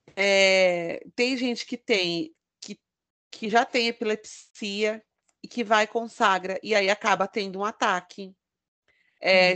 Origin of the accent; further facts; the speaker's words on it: São Bernardo do Campo, São Paulo, Brazil; eu sou de São Bernardo do Campo